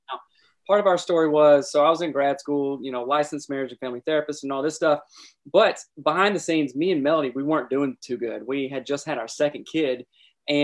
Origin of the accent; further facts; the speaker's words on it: South Carolina, United States; moved away as an adult; also born or lived in Seattle, Washington; I'm originally from South Carolina and, moved out to Seattle, with my friends.